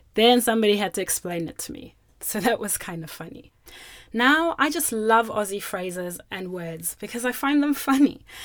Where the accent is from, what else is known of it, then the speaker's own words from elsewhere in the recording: Zimbabwe; first language Shona; English is a second language; now in Australia; My first language, or my mother tongue from Zimbabwe, is Shona